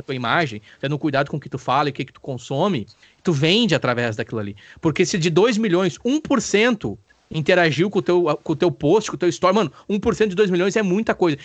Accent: Brazil; nós brasileiros

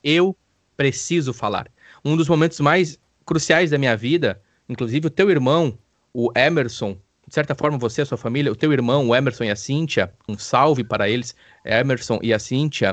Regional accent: Campo Bom, Rio Grande do Sul, Brazil; moved away as an adult

